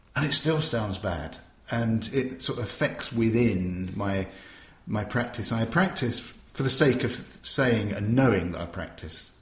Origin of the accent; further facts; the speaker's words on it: Tunbridge Wells, South East England, United Kingdom; my hometown of Tunbridge Wells